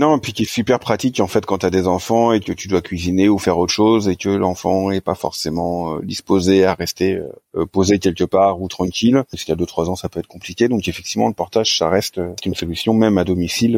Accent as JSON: {"language": "French", "town": "Rouen", "region": "Normandy", "country": "France", "also_born_or_lived": "Paris", "moved": "as an adult", "lives_now": "Bordeaux region, France", "said": "je suis originaire de Rouen à la base"}